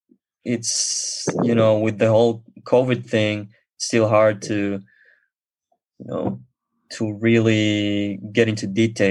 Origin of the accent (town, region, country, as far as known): Israel